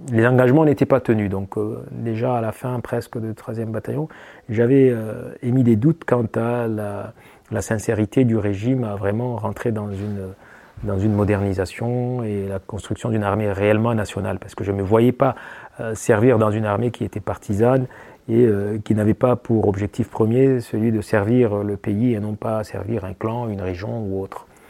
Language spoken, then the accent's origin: French; eastern Chad, Ouaddaï, Chad; moved away as an adult; now in France; à l'est du Tchad, hein, ma région d'origine, hein, celle du Wadai